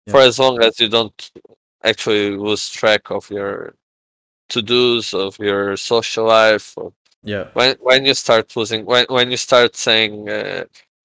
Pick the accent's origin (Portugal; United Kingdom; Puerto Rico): Portugal; English is a second language